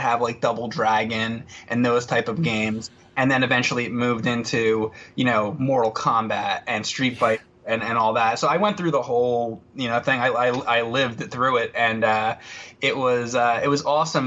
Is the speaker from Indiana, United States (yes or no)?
no; New Jersey, United States; I grew up in New Jersey